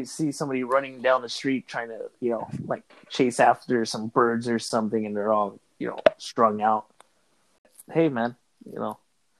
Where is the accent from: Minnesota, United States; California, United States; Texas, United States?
California, United States; Los Angeles; moved away; also born or lived in Echo Park; I lived in East LA, growing up in East LA.